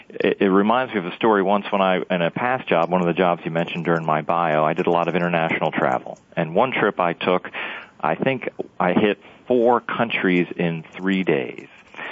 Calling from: Washington, District of Columbia, United States; I'm calling from Washington, D.C.

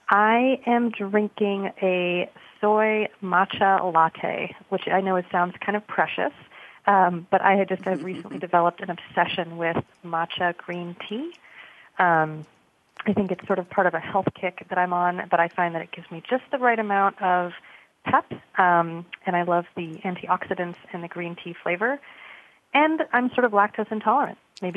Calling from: New York, United States; I'm calling from Acumen's office in New York, in Tribeca, and it's also rainy here.

